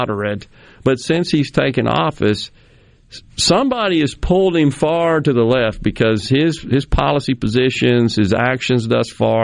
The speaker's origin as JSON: {"language": "English", "town": "Jackson", "region": "Mississippi", "country": "United States", "tie": "born or raised there", "said": "having lived in Mississippi all but 6 years of my life, born and raised here"}